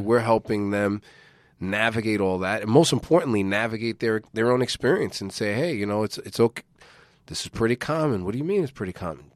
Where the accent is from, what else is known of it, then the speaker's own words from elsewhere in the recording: United States; as an American citizen